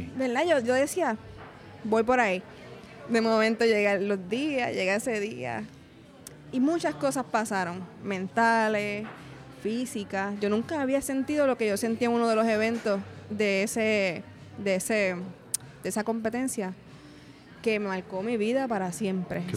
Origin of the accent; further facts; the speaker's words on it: Cataño, Puerto Rico; moved away as an adult; also born or lived in Río Piedras / Ponce; now in Cayey, Puerto Rico; Yo soy natural de Cataño